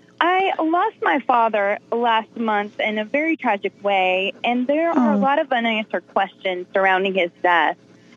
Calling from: Atlanta, Georgia, United States; I am calling in from Atlanta, Georgia tonight.

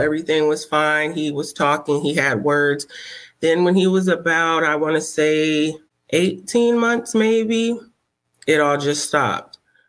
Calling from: Charlotte, North Carolina, United States; I'm calling from Charlotte, North Carolina.

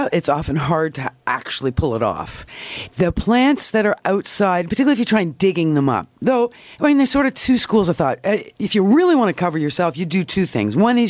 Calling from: Toronto, Ontario, Canada

